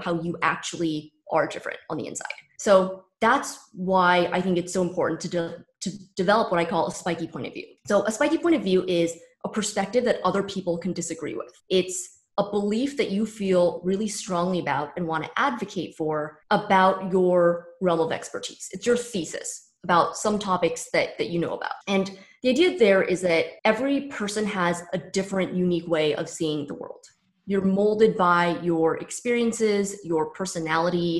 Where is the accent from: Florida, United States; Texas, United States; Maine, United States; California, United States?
California, United States; San Francisco Bay Area; born or raised there; moved away as an adult; also born or lived in New York